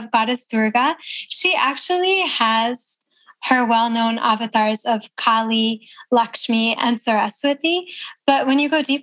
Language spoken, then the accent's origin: English; Toledo, Ohio, United States; moved away as an adult; also born or lived in New York City; In Ohio